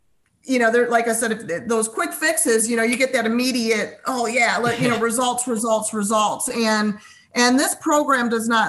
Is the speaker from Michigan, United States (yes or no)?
no; Chicago, Illinois, United States; we came from the Chicago area.